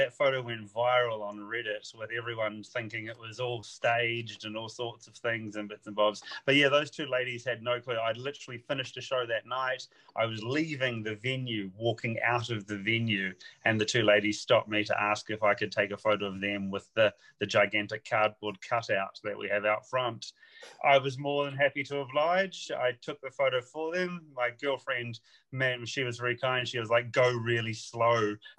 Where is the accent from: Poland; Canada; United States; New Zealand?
New Zealand; accent: English and New Zealand mix; now in United Kingdom; I'm from New Zealand. So but I've lived in the UK for over 10 years. So I've got a weird mashup, a little bit of an English accent with a New Zealand accent.